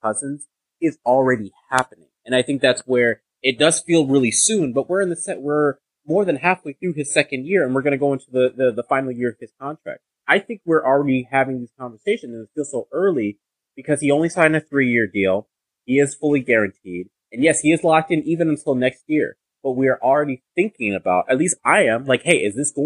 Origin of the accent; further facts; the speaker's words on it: Nigeria; I'm Nigerian